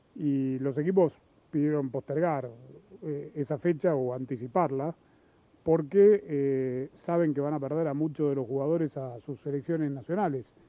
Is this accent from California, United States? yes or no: yes; Los Angeles, California, United States; yo crecí en Los Ángeles